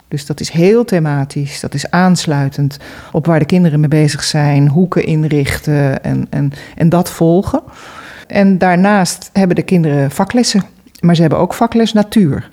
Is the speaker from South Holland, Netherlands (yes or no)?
no; Amsterdam, North Holland, Netherlands; moved away; ik kom uit Amsterdam